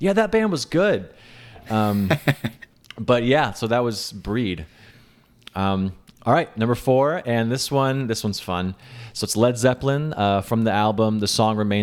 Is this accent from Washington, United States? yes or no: yes; Seattle, Washington, United States; moved away; I'm originally from Seattle.